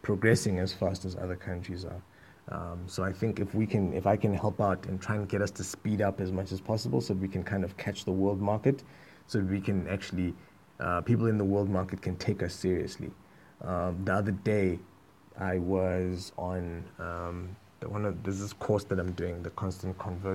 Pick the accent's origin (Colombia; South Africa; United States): South Africa